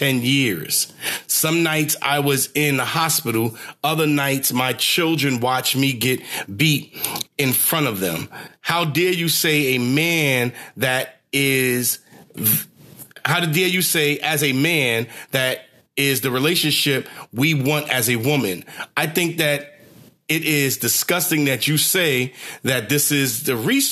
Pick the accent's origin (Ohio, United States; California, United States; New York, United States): New York, United States; New York City; moved away; a 2 train that I used to ride in to from Brooklyn, Flatbush